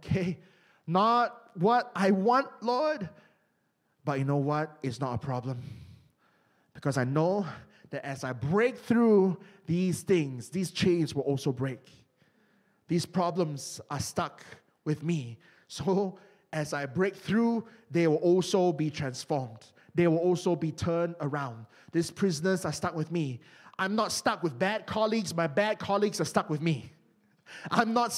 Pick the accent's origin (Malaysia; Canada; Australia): Malaysia; moved away; my home country of Malaysia